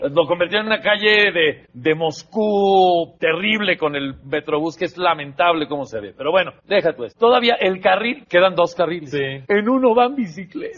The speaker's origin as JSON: {"language": "Spanish", "country": "Mexico", "said": "humor negro que nos caracteriza como mexicanos"}